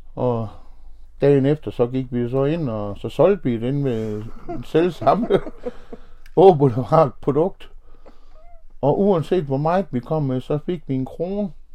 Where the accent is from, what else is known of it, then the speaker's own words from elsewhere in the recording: Horsens, Central Denmark Region, Denmark; er født og opvokset i Horsens og har boet her hele mit liv